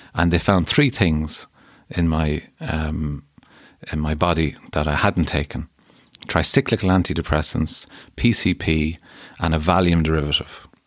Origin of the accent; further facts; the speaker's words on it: Keadue, Connacht, Ireland; I grew up in a town land called Derrynacusan